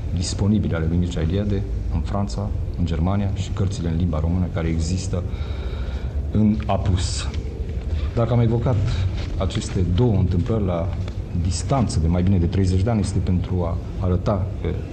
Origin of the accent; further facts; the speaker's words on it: Romania; sunt român